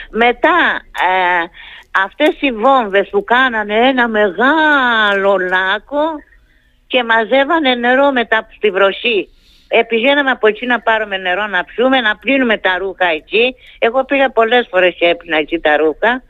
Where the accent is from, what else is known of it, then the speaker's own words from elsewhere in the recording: Kastelli, Crete, Greece; moved away; αυτό έφυγα από την Κρήτη και δεν θέλω να ξαναγυρίσω.